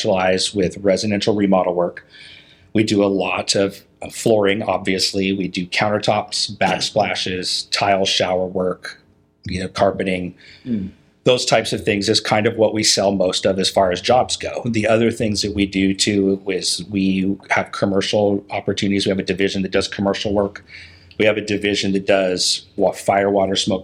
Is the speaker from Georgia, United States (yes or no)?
no; Puget Sound area, Washington, United States; moved away as an adult; now in Portland, United States; I grew up in the Puget Sound area up in Washington State